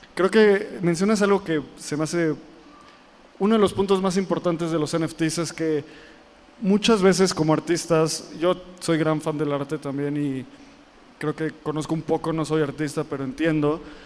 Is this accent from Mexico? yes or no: yes; Mexico; Nosotros como mexicanos